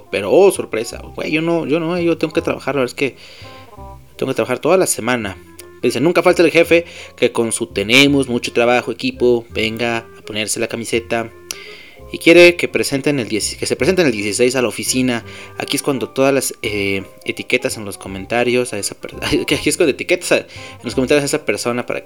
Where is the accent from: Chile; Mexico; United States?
Mexico; somos mexicanos y estamos orgullosos de serlo.